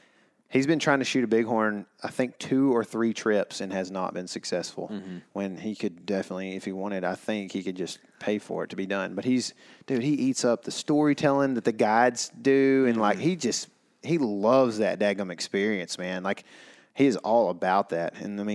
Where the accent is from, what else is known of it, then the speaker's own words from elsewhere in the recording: Saskatchewan, Canada; I always wanted to hunt whitetail growing up in Saskatchewan.